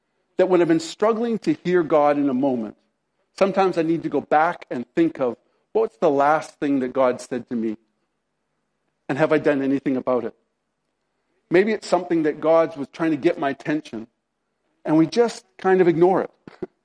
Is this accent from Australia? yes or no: no; Canada; I'm a Canadian